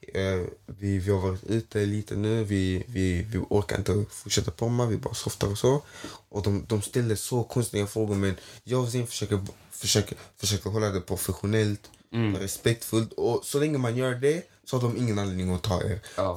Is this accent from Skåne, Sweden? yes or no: yes; Skåne, Sweden; also born or lived in Toftanäs, Malmö; jag är härifrån